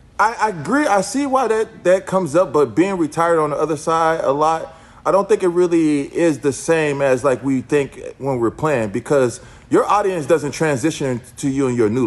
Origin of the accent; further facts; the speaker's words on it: Houston, Texas, United States; moved away as an adult; also born or lived in Chicago / Los Angeles; We just moved back to Houston, actually. So I'm back in my hometown.